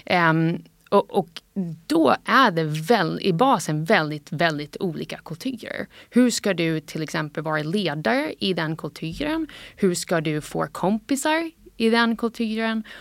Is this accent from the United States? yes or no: yes; United States; Swedish is a second language; när jag var barn och uppvuxen ja, nästan helt i USA då, så ehm, har jag alltid tänkt att jag var liksom 50 svensk och det här har varit en stolthet för mig.